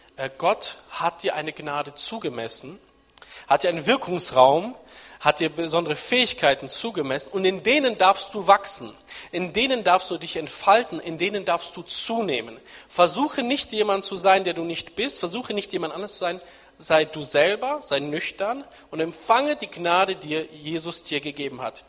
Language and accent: German; Nienburg, Lower Saxony, Germany; ich bin in Nienburg an der Weser aufgewachsen, in Niedersachsen, da bin ich aufgewachsen, sozialisiert